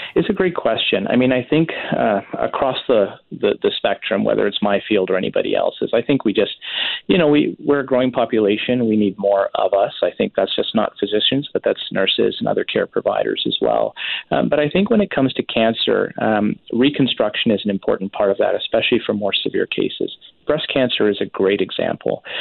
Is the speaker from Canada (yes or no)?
yes; Richmond, British Columbia, Canada; moved away as an adult; also born or lived in Surrey, Canada; I grew up in Vancouver, in fact, Richmond specifically.